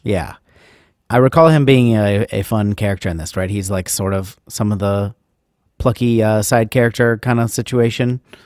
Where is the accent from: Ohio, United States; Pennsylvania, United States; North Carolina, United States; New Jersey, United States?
Ohio, United States; now in Nashville, United States; So I grew up in the Midwest.